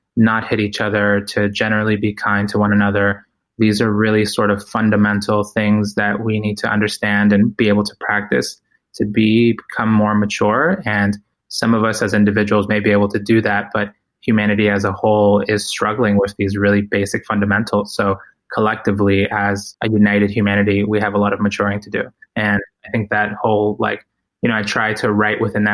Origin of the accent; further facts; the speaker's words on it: Ecuador; moved away; I was born in Ecuador